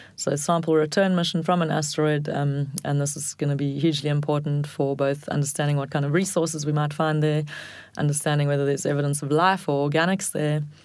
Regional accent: South Africa; as a South African

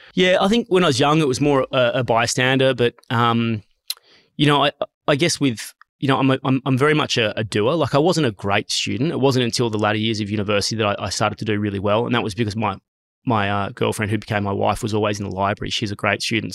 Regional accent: Sydney, New South Wales, Australia; I grew up in a really stable, loving family. I grew up in Mossman

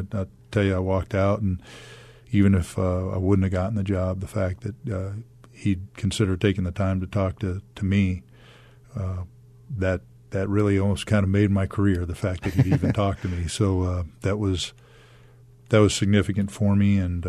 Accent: Baltimore, Maryland, United States; also born or lived in Fresno, United States; now in Arizona, United States; No, I grew up in Baltimore and then in Fresno, California.

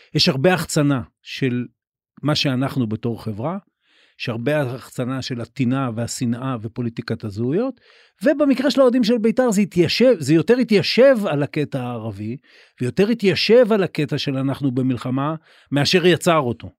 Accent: Haifa, Haifa District, Israel; אני אני גדלתי בחיפה אוקיי גדלתי בקריות

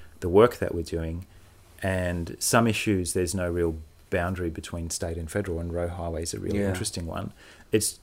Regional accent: Perth, Western Australia, Australia; I went to Bull Creek Primary.

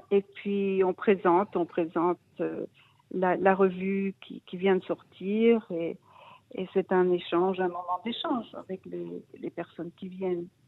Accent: Brussels, Brussels-Capital Region, Belgium; moved away as an adult; now in Israel; je suis, je suis née, j'ai grandi en Belgique, à Bruxelles.

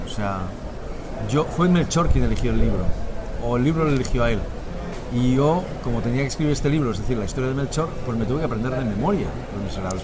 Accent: Spain; now in Catalonia, Spain; los españoles también pensamos

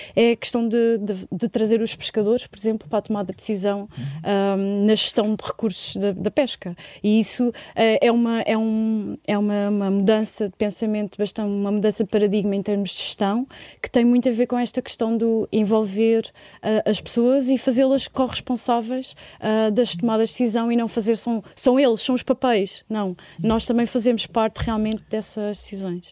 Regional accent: Portugal; na nossa identidade, eh, na nossa construção como portugueses

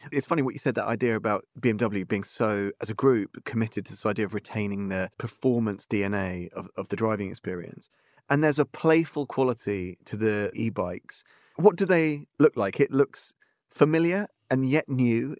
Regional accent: England, United Kingdom; when I was a kid, growing up in England

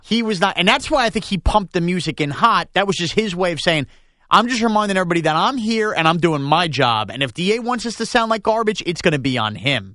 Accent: Long Island, New York, United States; I grew up in Long Island

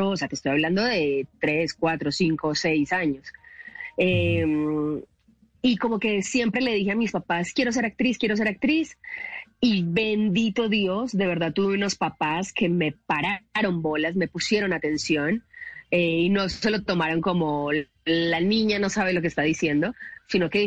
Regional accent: Medellín, Antioquia, Colombia; accent: paisa; moved away as an adult; now in Mexico City, Mexico; yo soy de Medellín. Sí, sí, sí. Medellín, super paisa.

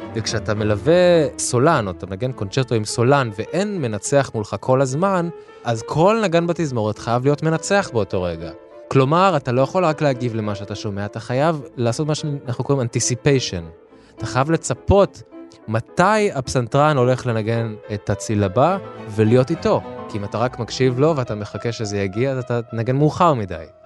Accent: Israel; למקום שבו גדלתי, לקהילה הישראלית

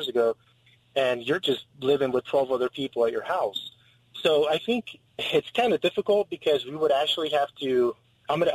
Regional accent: San Diego, California, United States; I was born and raised here in San Diego

